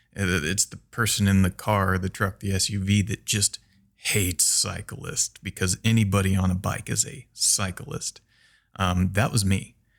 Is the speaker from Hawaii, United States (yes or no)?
no; central Illinois, United States; moved away as an adult; also born or lived in Brazil; now in Minnesota, United States; I'm from Illinois, the very center of Illinois, quite literally in a corn and bean field. Uh, my family has a farm there.